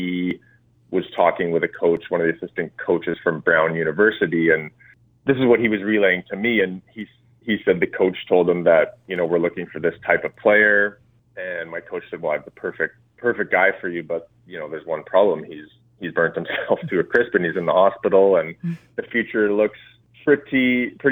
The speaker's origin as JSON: {"language": "English", "town": "Revelstoke", "region": "British Columbia", "country": "Canada", "tie": "born or raised there", "said": "I grew up in Revelstoke, British Columbia"}